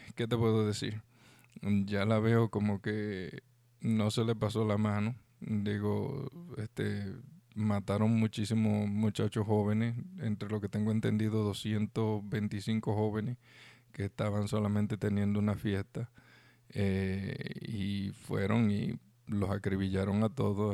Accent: Dominican Republic

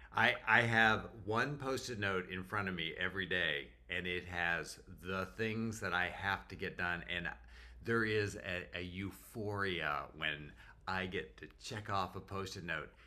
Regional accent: Canada; moved away as an adult; also born or lived in North Carolina; now in Jacksonville, United States; as a Canadian

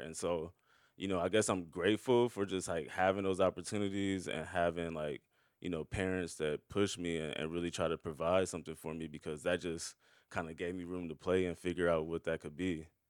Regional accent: Omaha, Nebraska, United States; now in Brooklyn, United States; growing up in Omaha, we were just kinda chatting about Omaha before we started, and I was just telling you about the black community in South Omaha, where I grew up

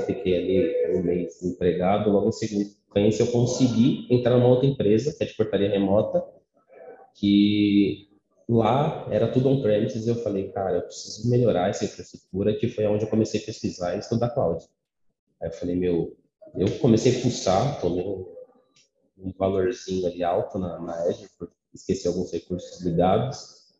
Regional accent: São Paulo, Brazil; sou natural de São Paulo

